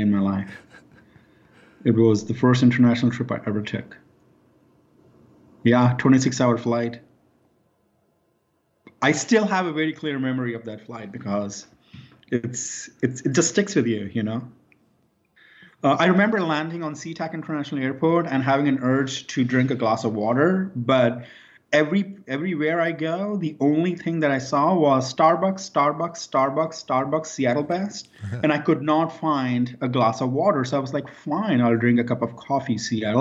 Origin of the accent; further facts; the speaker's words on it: Mumbai, Maharashtra, India; moved away as an adult; also born or lived in Moscow, Idaho; growing up in Bombay is almost like growing up in Florida